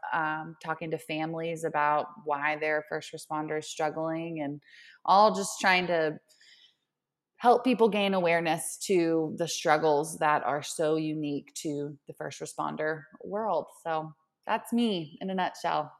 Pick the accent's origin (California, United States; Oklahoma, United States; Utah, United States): Oklahoma, United States; Oklahoma City; moved away as an adult; now in Denver, United States; I am originally from Oklahoma, Oklahoma City. and, uh, born and raised until I made the jump to Colorado